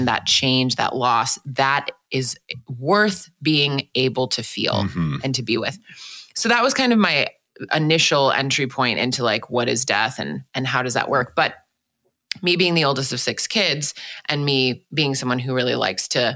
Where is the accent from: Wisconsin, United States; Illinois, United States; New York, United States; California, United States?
Wisconsin, United States; Milwaukee; also born or lived in Washington, D.C.; I was born in Washington, D.C., but then grew up for most of my childhood in Milwaukee, Wisconsin